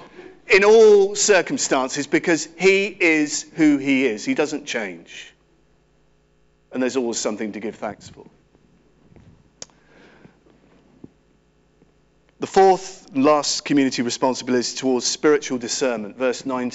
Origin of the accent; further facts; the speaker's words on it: Cirencester, South West England, United Kingdom; I grew up in Cirencester Baptist Church